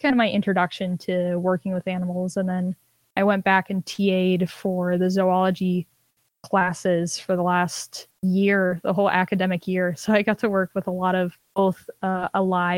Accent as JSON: {"language": "English", "region": "Minnesota", "country": "United States", "said": "I'm from Minnesota"}